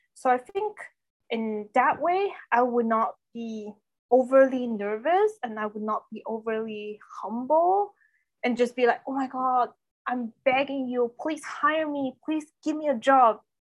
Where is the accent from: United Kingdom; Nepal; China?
China; first language Chinese; English is a second language; moved away; Everything is in Chinese, was in my, my mother language.